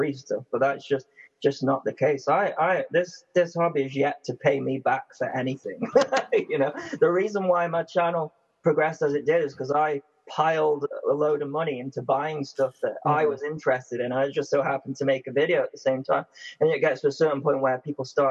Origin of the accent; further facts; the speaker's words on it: United Kingdom; We're British